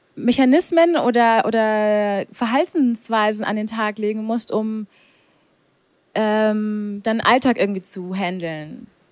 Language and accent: German; Augsburg, Bavaria, Germany; Und ich sage Augsburg